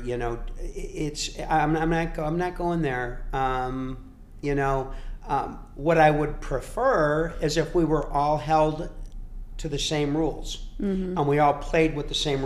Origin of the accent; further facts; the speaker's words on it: Cary, Illinois, United States; I'm from Cary, Illinois, and I went to the Tracks, which is the pub in Cary